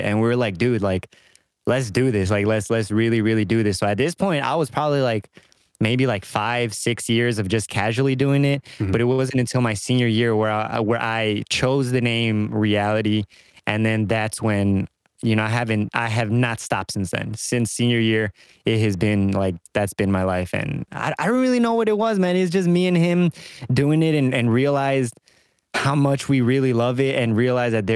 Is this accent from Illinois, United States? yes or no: yes; suburb of Chicago, Illinois, United States; I just say I'm from Chicago because don't nobody know that what the hell suburb I'm in. So I just say I'm from Chicago. You know, they don't care. I've been here my whole life.